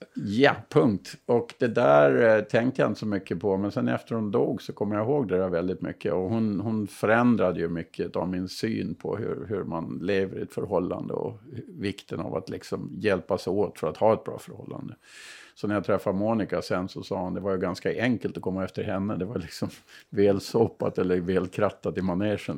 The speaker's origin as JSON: {"language": "Swedish", "town": "Burgsvik", "region": "Gotland", "country": "Sweden", "said": "Jag är ju själv ifrån Bursvik, så södra Gotland"}